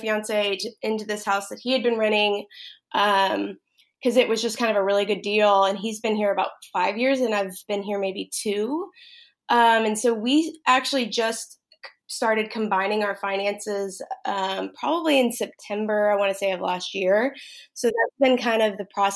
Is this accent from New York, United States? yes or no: no; Dallas, Texas, United States; also born or lived in San Antonio, Texas; I'm from Texas. I'm from the Dallas area